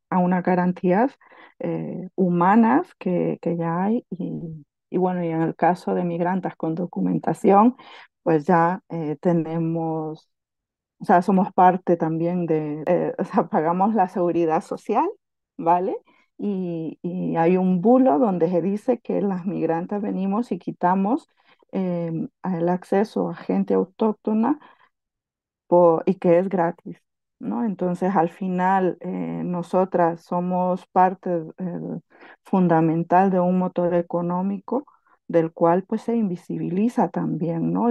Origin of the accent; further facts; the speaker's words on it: Honduras; now in Catalonia, Spain; soy hondureña